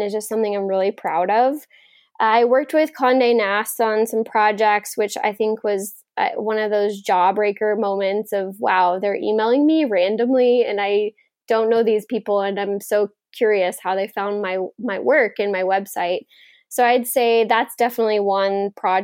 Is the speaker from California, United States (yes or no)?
no; Texas, United States; growing up in Texas